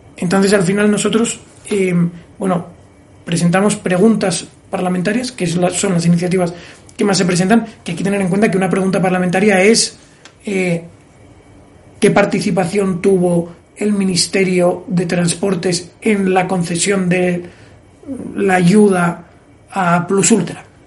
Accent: Oviedo, Asturias, Spain; moved away as an adult; also born or lived in Gijón / North Carolina; now in Madrid, Spain; un asturiano cualquiera que estudia en Oviedo, nací en Gijón, vamos, nací en Gijón, estudié

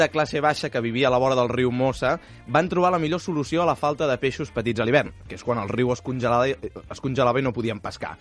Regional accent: Terrassa, Catalonia, Spain; jo vaig néixer a Terrassa

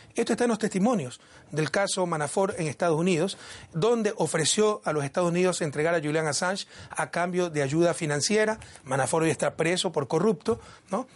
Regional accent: Ecuador; moved away as an adult; Yo salí en julio del 2017 del Ecuador

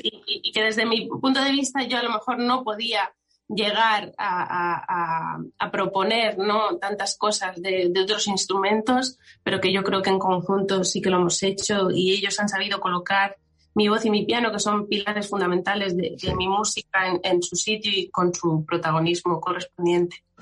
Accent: Extremadura, Spain; siendo extremeña

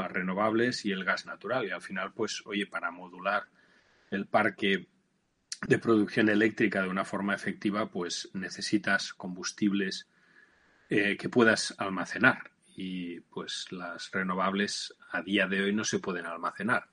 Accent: Barcelona, Catalonia, Spain; moved away as an adult; mi tierra, en Barcelona

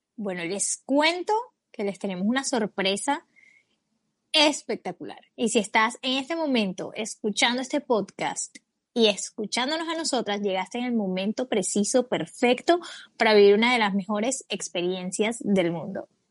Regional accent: Colombia; tengo 27 años, soy colombiana

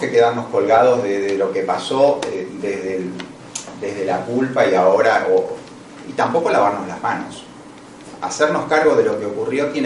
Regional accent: Argentina; also born or lived in Italy; Yo estoy hablando como argentino, pero también estoy hablando como italiano.

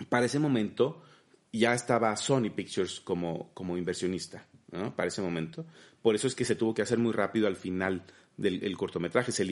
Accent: Mexico; en mi caso, imagínate como mexicano, ser el único mexicano animador

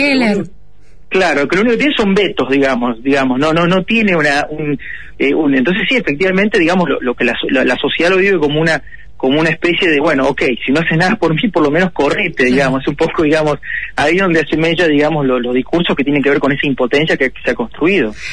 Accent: Argentina

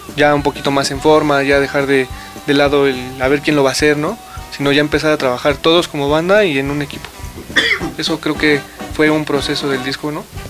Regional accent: Mexico; somos de México, somos un producto hecho en México

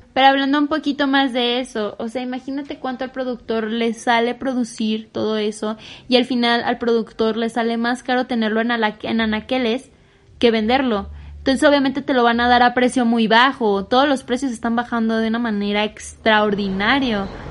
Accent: Michoacán, Mexico; soy de Michoacán y digo mucho pues

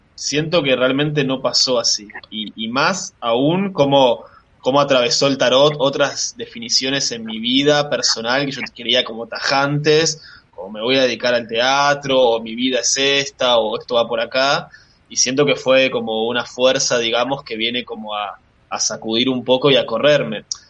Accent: Bariloche, Río Negro, Argentina; moved away as an adult; also born or lived in Valencia, Spain; now in La Plata, Argentina; nací en España, nací en Valencia, eh, pero me crié en Bariloche

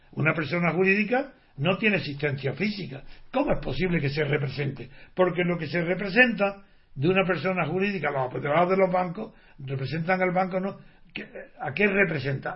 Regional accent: Spain; como español

